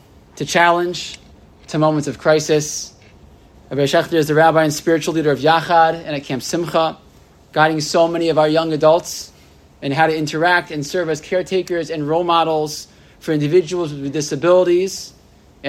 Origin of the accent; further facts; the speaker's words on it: United States; I was from America